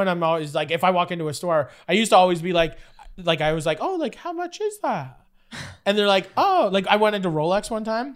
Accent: Fort Erie, Ontario, Canada; also born or lived in Buffalo, New York; I grew up in Fort Erie, and so it's like buffalo wings is like our, that's our whole entire thing.

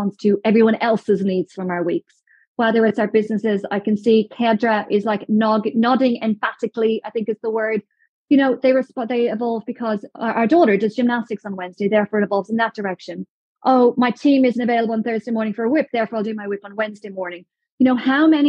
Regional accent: Dublin, Ireland; moved away; I'm from Ireland. So back in Dublin, my parents live 2 miles up a mountain outside Dublin

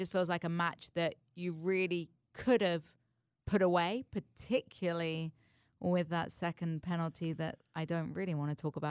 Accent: England, United Kingdom; I think that's what makes it hurt so much as an English fan, right?

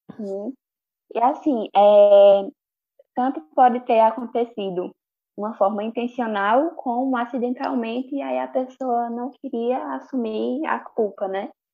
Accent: Bezerros, Pernambuco, Brazil; also born or lived in Recife; eu nasci em Recife, mas eu fui criada em Bezerros

